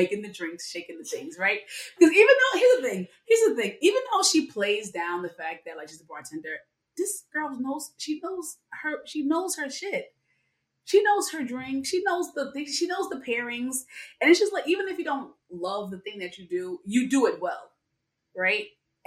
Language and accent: English; New York City, New York, United States; I'm born and raised in the Bronx